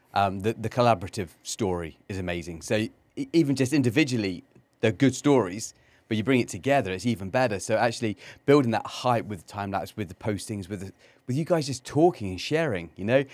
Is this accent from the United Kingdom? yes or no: yes; Cornwall, South West England, United Kingdom; moved away; I grew up in England, um, in, in Cornwall